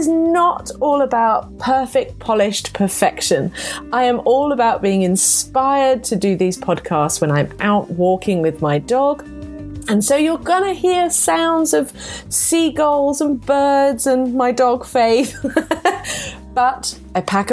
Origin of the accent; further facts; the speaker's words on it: England, United Kingdom; being a English woman, being English